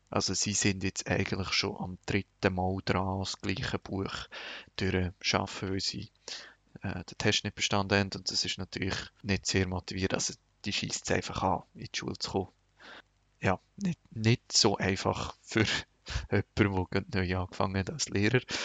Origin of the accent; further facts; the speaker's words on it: Switzerland; moved away as an adult; now in Lebanon; bei uns in der Schweiz